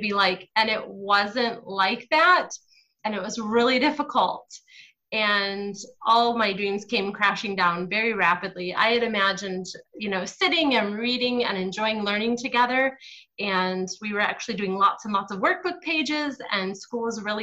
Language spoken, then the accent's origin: English; Michigan, United States; moved away as an adult; now in Ghana; I was raised by two Southerners who moved to Michigan in a thunder snow